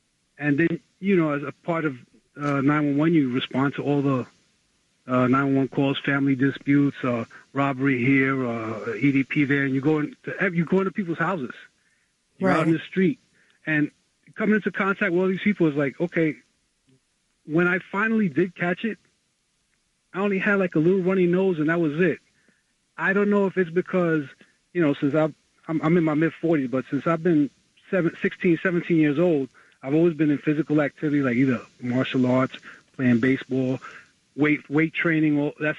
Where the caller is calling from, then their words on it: New York City, New York, United States; from the Bronx.